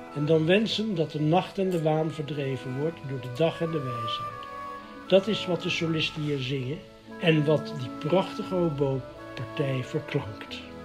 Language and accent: Dutch; The Hague, South Holland, Netherlands; In mijn jeugd was er in Den Haag